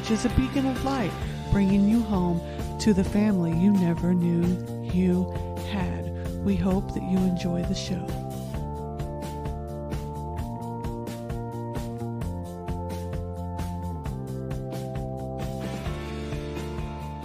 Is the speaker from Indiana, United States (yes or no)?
yes; Indianapolis, Indiana, United States; also born or lived in Festus, Missouri; I am originally from the Midwest, born and raised in Indianapolis, Indiana, and Festus, Missouri